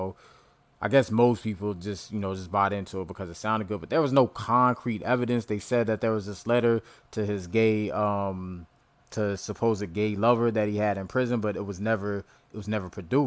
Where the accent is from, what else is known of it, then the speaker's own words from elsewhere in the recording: Hampton, Virginia, United States; I'm from Hampton, Virginia, right next to Newport News where Vick is from.